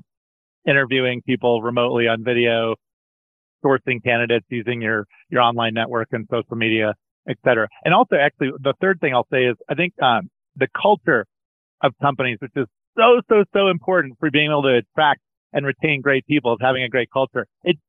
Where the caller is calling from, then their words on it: Colorado, United States; Colorado today, Alex.